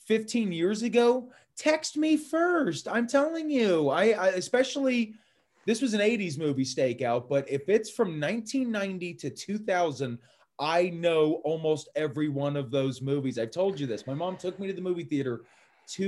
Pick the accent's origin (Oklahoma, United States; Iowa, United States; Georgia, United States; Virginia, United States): Georgia, United States; Atlanta; growing up in Atlanta